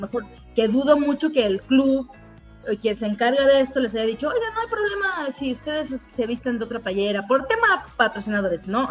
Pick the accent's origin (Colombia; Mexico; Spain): Mexico; Veracruz; Por de donde soy